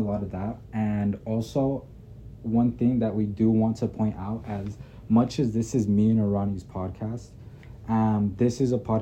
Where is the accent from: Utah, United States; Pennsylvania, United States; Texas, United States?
Utah, United States; Midvale; now in West Jordan, United States; I was born in Midvale, Utah. I recently moved to West Jordan